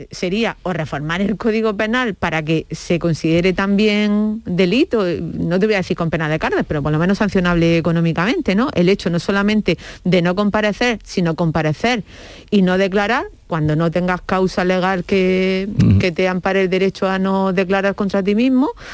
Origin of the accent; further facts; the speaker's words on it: Andalusia, Spain; como ciudadana andaluza